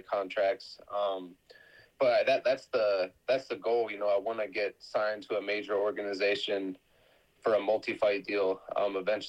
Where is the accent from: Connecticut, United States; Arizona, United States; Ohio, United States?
Ohio, United States; also born or lived in Hawaii; now in California, United States; I grew up originally in Ohio, and I grew up wrestling out there